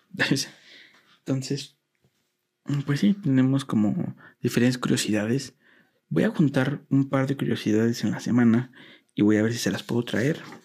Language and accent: Spanish; Mexico; a mí como mexicano